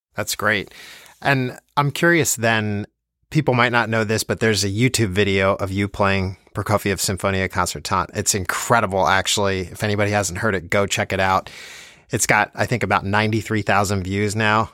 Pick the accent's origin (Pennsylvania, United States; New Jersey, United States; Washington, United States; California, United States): New Jersey, United States; Plainfield; I grew up in New Jersey also